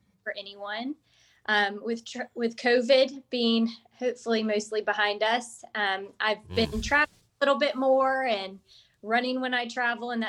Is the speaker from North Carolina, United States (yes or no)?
yes; Charlotte, North Carolina, United States; also born or lived in Weddington, North Carolina / Baltimore, Maryland; I grew up in Charlotte and then went away for college and grad school